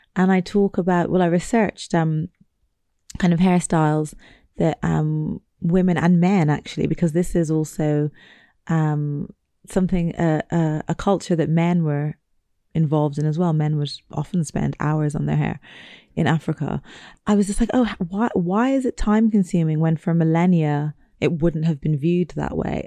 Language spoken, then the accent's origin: English; Ireland; growing up in Ireland